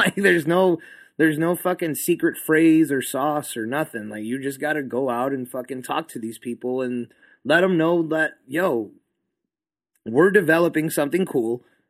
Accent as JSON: {"language": "English", "town": "El Paso", "region": "Texas", "country": "United States", "said": "I'm from El Paso, so we are always inhaling dirt."}